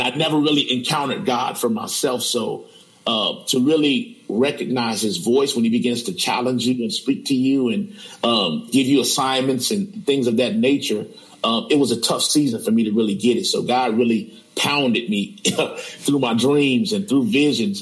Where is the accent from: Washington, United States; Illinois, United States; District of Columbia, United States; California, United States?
Illinois, United States; Chicago; born and raised in Chicago all of my life, um, 44 years.